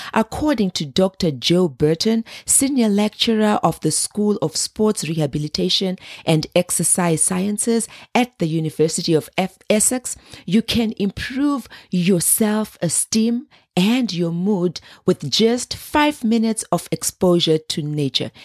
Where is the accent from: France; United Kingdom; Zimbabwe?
Zimbabwe; I grew up in Zimbabwe